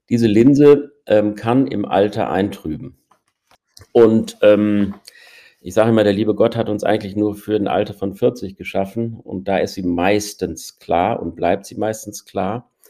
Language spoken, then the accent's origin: German; North Rhine-Westphalia, Germany; Ich stamme aus dem Ruhrgebiet, habe in Münster Medizin studiert, bin dann zu meiner Ausbildung zum Augenarzt wieder zurück ins Ruhrgebiet gegangen